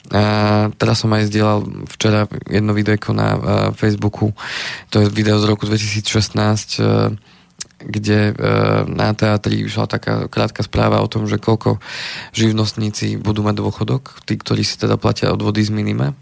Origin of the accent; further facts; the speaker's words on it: Slovenská Ľupča, Banská Bystrica Region, Slovakia; u nás na dedine v Slovenskej Lubči to tak chodí